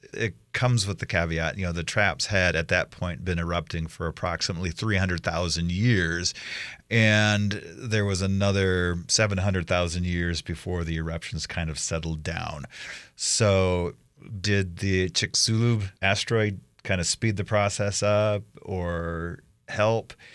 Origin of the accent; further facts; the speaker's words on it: Iowa, United States; now in Idaho, United States; I grew up in Iowa